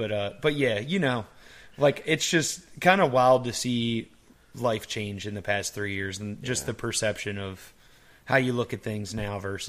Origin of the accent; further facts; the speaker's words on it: Maryland, United States; moved away; I came from Maryland. Like I grew up on the East Coast.